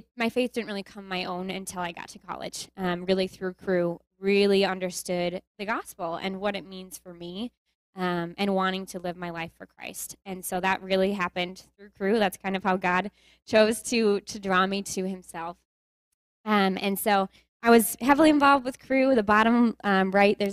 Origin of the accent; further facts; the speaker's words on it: Willmar, Minnesota, United States; I am from Minnesota, from Willmar, Minnesota